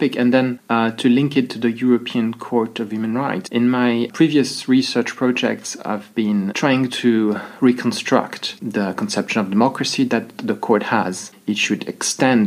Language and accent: English; French-speaking Switzerland, Romandy, Switzerland; moved away as an adult; also born or lived in Brazil; now in Glasgow, United Kingdom; I was born in Brazil and spent about 4 years of my life there, and then the rest in Switzerland until about I was 28